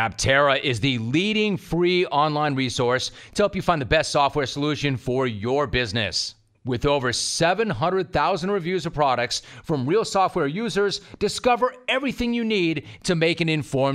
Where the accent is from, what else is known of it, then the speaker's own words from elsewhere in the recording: Los Angeles, California, United States; also born or lived in San Diego; I was born in Los Angeles, and I worked in San Diego, and I live between the two cities right now